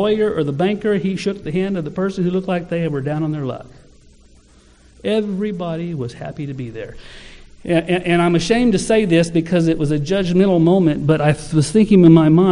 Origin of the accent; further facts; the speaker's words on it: Ardmore, United States; I was from Ardmore